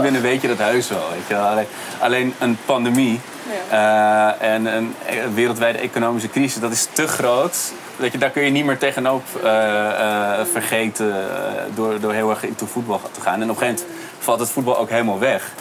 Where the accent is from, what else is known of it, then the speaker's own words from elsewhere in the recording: Amsterdam, North Holland, Netherlands; ik ben zelf geboren in de Bijlmer